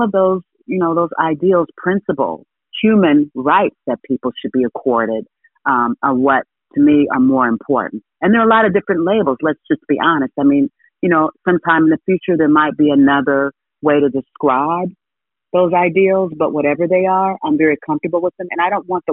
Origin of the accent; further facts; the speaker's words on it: Ohio, United States; I grew up in Ohio.